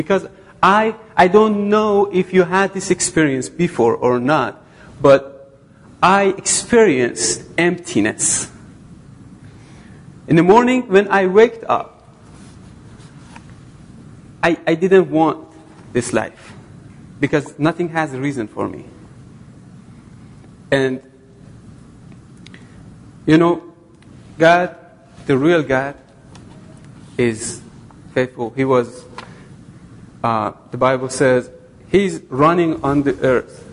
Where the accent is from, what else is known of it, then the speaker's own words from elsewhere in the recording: Iran; moved away as an adult; Originally, I'm from Iran